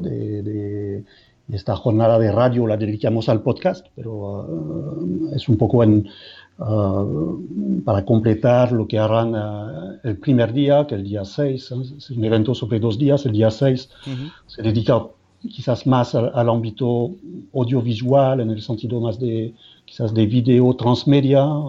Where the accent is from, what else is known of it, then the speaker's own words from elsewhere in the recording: France; Spanish is a second language; moved away as an adult; now in Madrid, Spain; soy francés